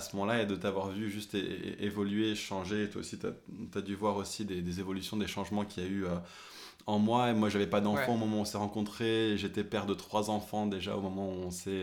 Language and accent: French; France; French is a second language; mon père et ma mère ont déménagé en France quand j'avais 3 ans. Eux, ils parlaient anglais à la maison, et puis moi, j'ai appris le français forcément à l'école